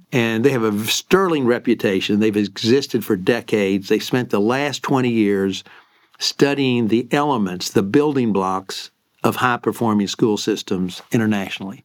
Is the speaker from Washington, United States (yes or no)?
no; Lexington, Kentucky, United States; moved away as an adult; also born or lived in New Jersey / Maryland; I grew up in Lexington, Kentucky